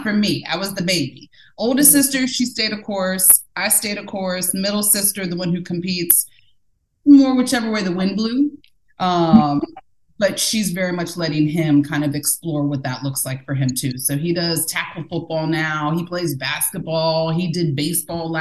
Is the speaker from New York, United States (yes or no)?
no; Northern Virginia, United States; born and raised in Northern Virginia, a very diverse area